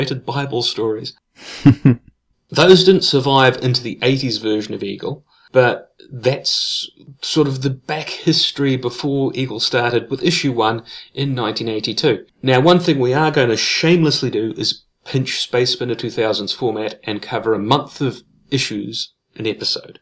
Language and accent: English; New Zealand; we're not American, we're New Zealanders.